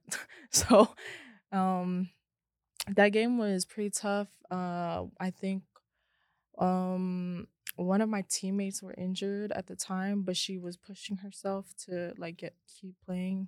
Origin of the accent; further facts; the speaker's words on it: Hawaii, United States; now in Las Vegas, United States; I'm from Hawaii, Ever Beach